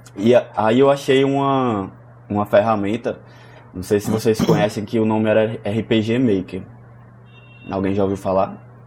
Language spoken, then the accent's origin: Portuguese; Santa Rita, Paraíba, Brazil; eu sou natural de Santa Rita, é, região metropolitana aqui de João Pessoa, Paraíba